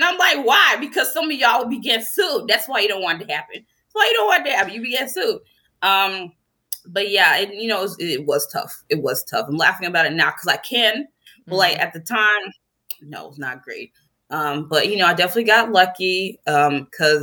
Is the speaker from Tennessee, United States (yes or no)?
yes; Tennessee, United States; moved away as an adult; also born or lived in Chicago; I'm from Tennessee, obviously the goal for them was for me to either go to the University of Tennessee